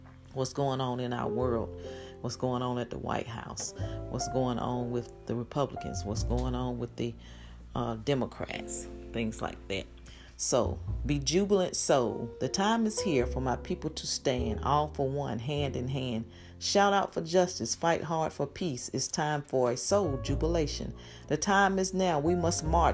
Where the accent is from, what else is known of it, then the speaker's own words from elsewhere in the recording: Greensboro, North Carolina, United States; We grew up in Greensboro, North Carolina, and we lived in the projects.